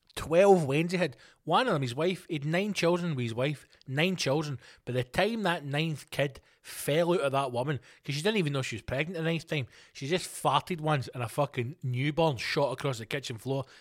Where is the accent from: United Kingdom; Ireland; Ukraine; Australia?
United Kingdom; Scotland